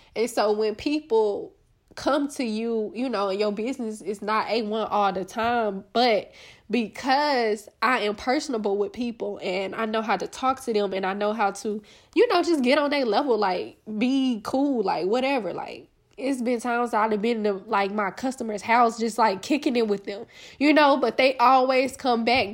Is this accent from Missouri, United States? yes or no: no; Little Rock, Arkansas, United States; I'm from Little Rock, like, Arkansas, like, a small town, you know, a small town girl